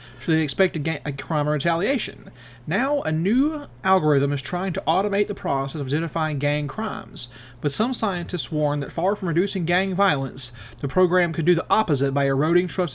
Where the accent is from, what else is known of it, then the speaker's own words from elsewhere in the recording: the American South, United States; as a Southerner